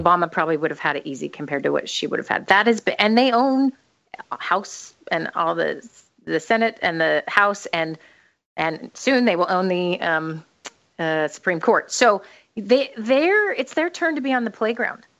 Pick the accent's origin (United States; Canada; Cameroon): United States; moved away; since I'm an American